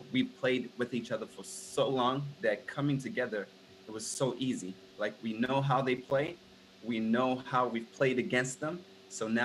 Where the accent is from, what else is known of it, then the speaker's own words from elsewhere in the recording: South Africa; now in United States; I came to America. I'm from South Africa originally.